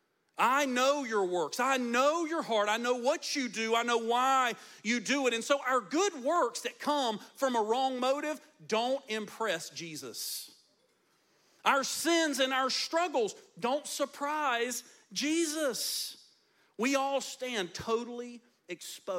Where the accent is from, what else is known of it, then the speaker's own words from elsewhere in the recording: United States; we as the American church